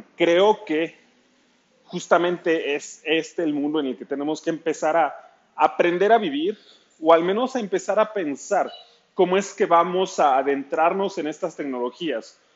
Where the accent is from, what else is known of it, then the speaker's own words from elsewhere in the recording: Ciudad Nezahualcóyotl, State of Mexico, Mexico; soy fotógrafo de Ciudad Nezahualcóyotl, al oriente de la Ciudad de México.